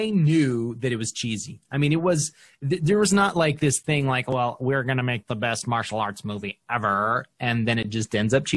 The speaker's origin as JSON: {"language": "English", "region": "Idaho", "country": "United States", "said": "I'm from Idaho."}